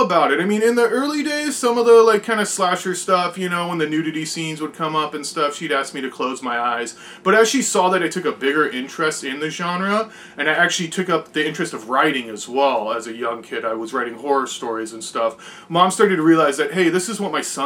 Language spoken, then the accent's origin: English; San Diego, California, United States; I was born in San Diego, California. I currently still live here, so born and raised, been here my entire life